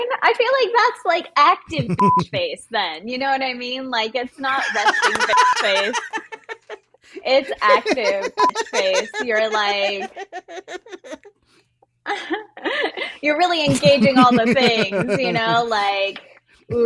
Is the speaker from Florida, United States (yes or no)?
yes; Southwest Florida, United States; now in Los Angeles, United States; I'm from the South